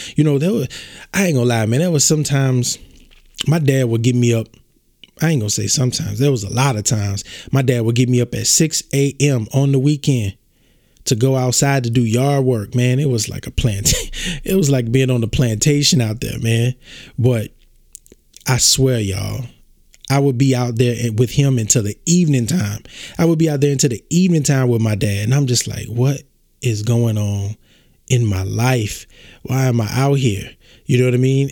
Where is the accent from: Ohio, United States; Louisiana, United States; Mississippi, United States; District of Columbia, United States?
Louisiana, United States; born in Baton Rouge, small town in southern; I'm from Louisiana, small town in Louisiana, southern Louisiana. I was born at uh, Earl K. Long Hospital in Baton Rouge, Louisiana.